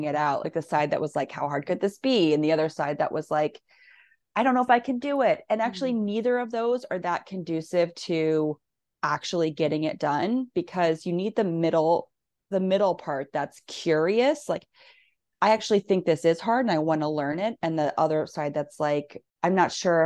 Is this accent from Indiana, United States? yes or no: no; Nebraska, United States; moved away as an adult; also born or lived in Missouri / Northampton, Massachusetts; I grew up in Nebraska, college in Missouri. And when I moved to Northampton